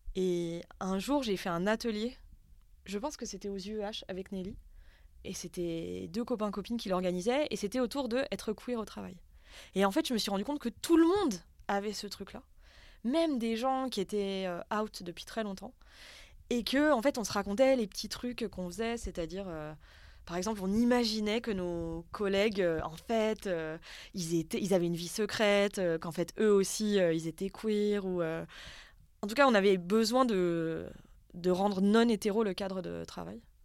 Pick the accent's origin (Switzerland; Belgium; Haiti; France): France; Haute-Savoie, Auvergne-Rhône-Alpes; Moi, j'ai grandi en Haute-Savoie, dans un bled euh, vraiment très, très paumé